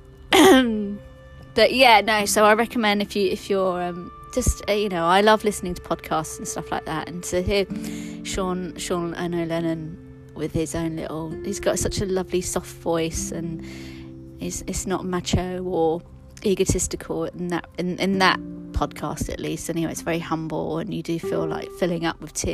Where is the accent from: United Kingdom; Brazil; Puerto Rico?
United Kingdom; London; I'm from London. I'm from West London